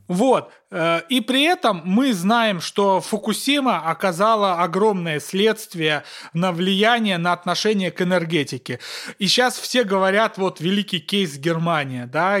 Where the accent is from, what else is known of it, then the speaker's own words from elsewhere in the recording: Kursk Oblast, Russia; Курская моя, я из Курской области